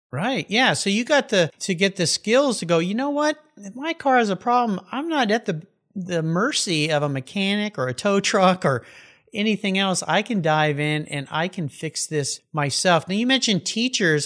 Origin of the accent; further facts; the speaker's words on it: San Diego, California, United States; I grew up down in San Diego, we had this thing called shop class.